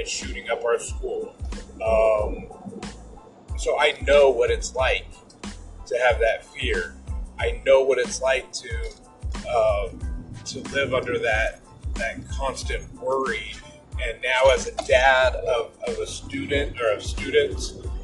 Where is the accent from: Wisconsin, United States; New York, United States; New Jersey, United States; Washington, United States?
Washington, United States; Des Moines; my hometown of Des Moines, Washington